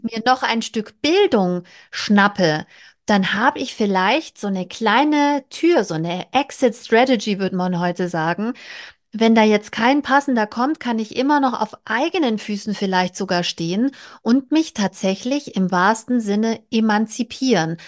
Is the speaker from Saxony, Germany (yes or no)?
no; Bavaria, Germany; aus meiner Heimat, ich komme aus Bayern